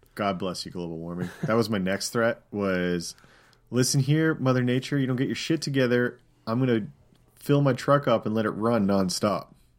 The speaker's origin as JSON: {"language": "English", "country": "Canada", "also_born_or_lived": "United States", "accent": "Canadian", "moved": "yes", "said": "my Canadian accent"}